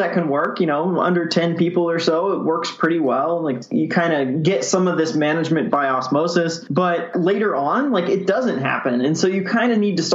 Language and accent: English; Columbia, Missouri, United States; I'm from Columbia, Missouri.